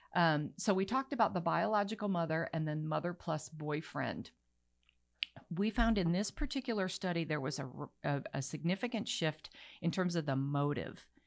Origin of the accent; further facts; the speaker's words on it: Bangkok, Thailand; now in United States; I was raised in Bangkok.